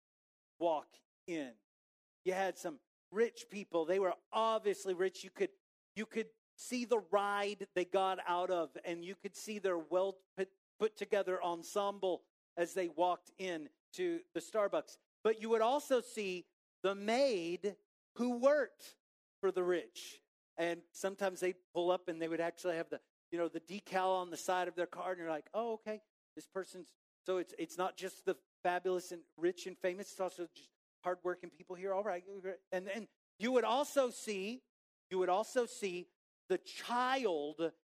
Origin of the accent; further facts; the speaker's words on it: Waco, Texas, United States; moved away; also born or lived in Highland Park; growing up in Waco